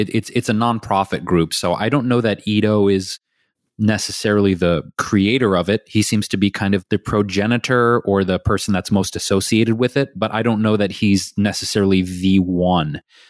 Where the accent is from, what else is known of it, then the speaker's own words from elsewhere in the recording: Detroit, Michigan, United States; I literally didn't know anyone else growing up in Detroit.